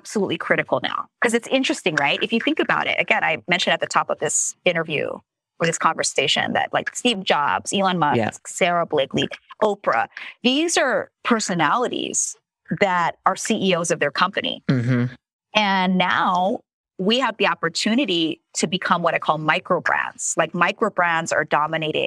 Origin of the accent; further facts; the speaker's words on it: Philippines; I'm Asian, by the way, so I could say that. Okay, I'm Filipino